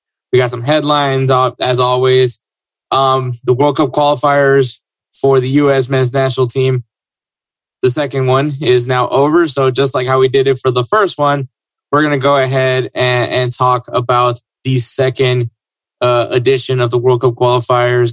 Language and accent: English; Houston, Texas, United States; we're from Houston.